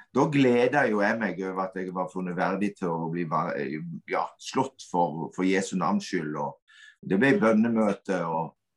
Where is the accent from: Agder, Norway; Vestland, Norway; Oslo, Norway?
Agder, Norway; Kvinesdal; moved away as an adult; now in Stord, Norway; jeg er oppvokst i Kvinesdal. Flytta til Stord og har hatt de siste 20 årene her